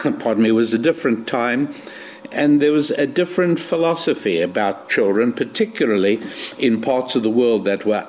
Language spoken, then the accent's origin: English; South Africa; moved away as an adult; also born or lived in England / Israel; now in United States; I was born in South Africa, and by the time I was 10 years old, my parents were